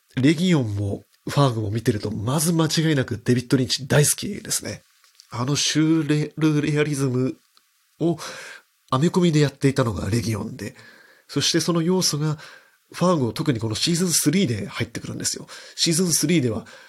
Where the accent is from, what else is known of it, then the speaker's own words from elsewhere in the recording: Hokkaido, Japan; 僕が生まれ育った北海道のど田舎みたいなところなんですけれども